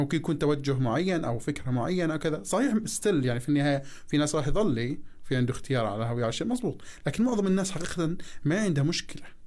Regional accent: Jordan; عندنا في الاردن

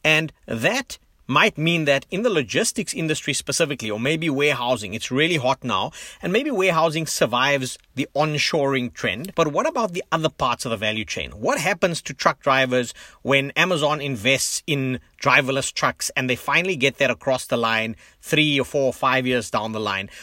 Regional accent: South Africa; moved away; as a South African who lives globally

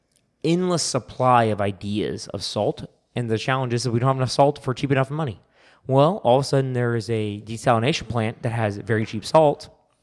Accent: San Diego, California, United States; Oh, we're from California, San Diego, and we have actually unlimited supply called the Pacific Ocean.

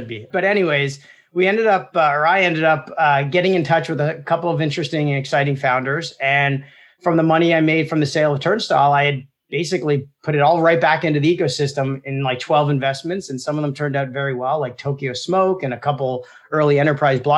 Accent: Toronto, Ontario, Canada; My dad owned a fruit and vegetable market in Toronto

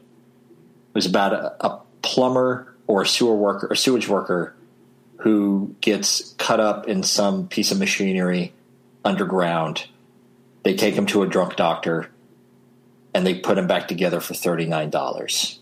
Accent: Southern Illinois, United States; my hometown in Southern Illinois

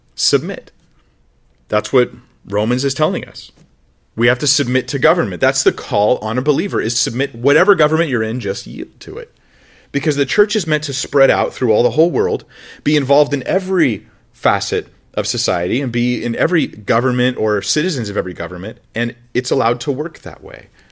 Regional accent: United States; My national identity is I'm, I'm American. I'm from the United States of America.

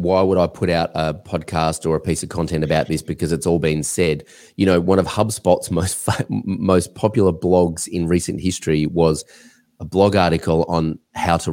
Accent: Australia; I'm an Australian

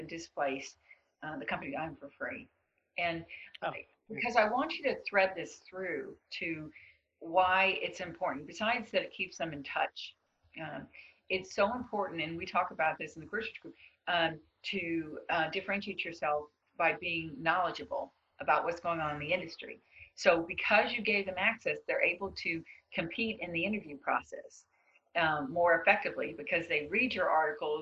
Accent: the South, Southern United States, United States; I'm a Southerner

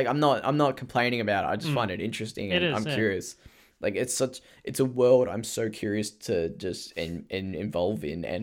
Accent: Australia; I am Australian.

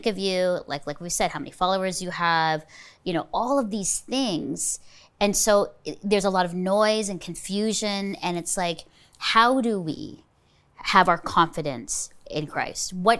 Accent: Burlington, Ontario, Canada; I'm here in my hometown of Burlington, Ontario

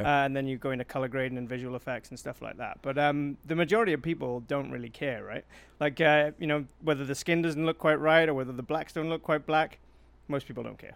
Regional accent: South Wales, United Kingdom; accent: Welsh; now in Manitoba, Canada; I'm from South Wales

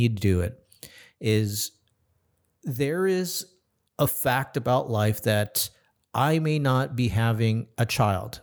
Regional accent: California, United States; in my home state of California

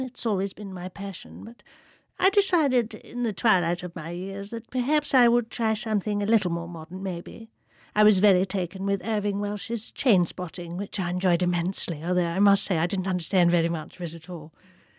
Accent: India; it was a wonderful time, actually, growing up in India. I was absolutely free in those days, you know. Really, you could just... Well, it was so safe in India.

